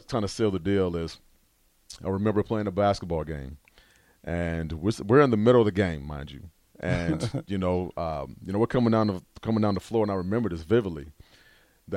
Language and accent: English; Omaha, Nebraska, United States; 402 is home, man. I'm from, North Omaha. Born and raised the Benson neighborhood